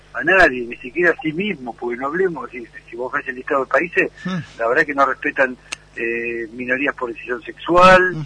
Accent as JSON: {"language": "Spanish", "country": "Argentina", "said": "como argentinos víctimas de dos atentados"}